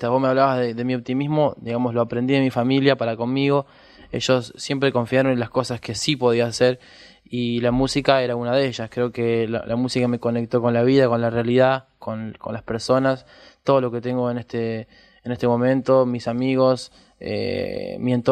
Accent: Florencio Varela, Buenos Aires Province, Argentina; born there; En Florencio Varela.

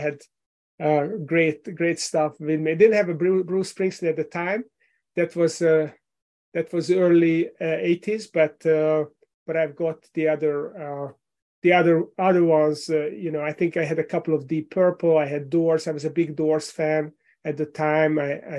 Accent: Hungary; English is a second language; now in Richmond, United States; You might have noticed from my accent that I was not born here. I moved here with my family from Hungary in Central Europe 11 years ago. I live in Richmond, Virginia

